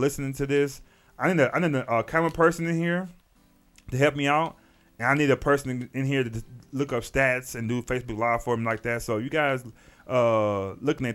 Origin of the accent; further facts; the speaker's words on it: Texas, United States; I'm from Texas